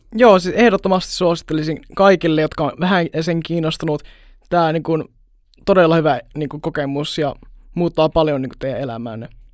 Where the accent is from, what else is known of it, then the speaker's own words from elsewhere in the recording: Jyväskylä, Central Finland, Finland; mä oon Jyväskylästä